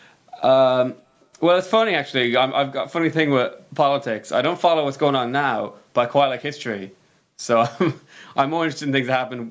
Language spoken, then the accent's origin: English; Ireland; moved away as an adult; now in London, United Kingdom; I moved from Ireland, where I just finished uni